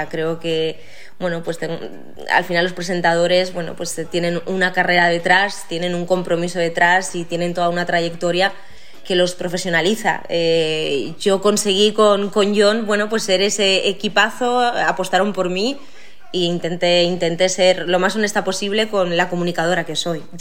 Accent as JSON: {"language": "Spanish", "town": "Valencia", "region": "Valencian Community", "country": "Spain", "said": "yo venía de, ya haber trabajado bastante en mi tierra, he tenido la suerte de que a mí Valencia, pues, eh, a nivel profesional, pues me ha dado muchísimas, muchísimas alegrías."}